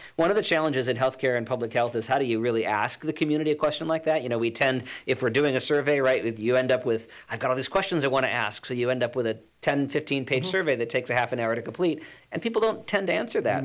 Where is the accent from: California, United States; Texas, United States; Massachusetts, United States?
California, United States; Los Angeles; moved away as an adult; now in New Jersey, United States; I'm originally from Los Angeles, California, came out here to, to go to school